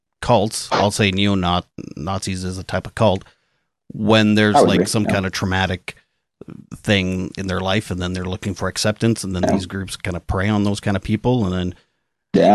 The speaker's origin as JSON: {"language": "English", "country": "Canada", "said": "I'm Canadian."}